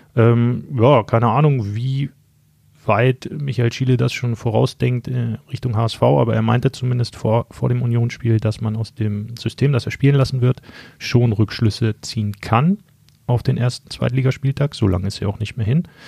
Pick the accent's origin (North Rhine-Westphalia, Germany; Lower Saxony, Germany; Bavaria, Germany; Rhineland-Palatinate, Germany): Lower Saxony, Germany; Helmstedt; moved away as an adult; now in Braunschweig, Germany; bin äh, in Helmstedt geboren, mit der Eintracht aufgewachsen und war schon als Kind in dem Eintrachtstadion